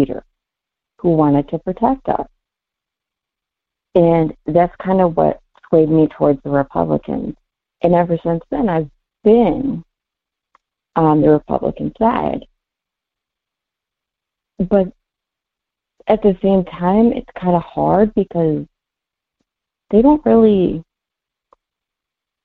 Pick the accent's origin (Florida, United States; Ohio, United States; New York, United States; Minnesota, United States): Minnesota, United States; also born or lived in Belcourt, North Dakota; my family's from there. I grew up in Minnesota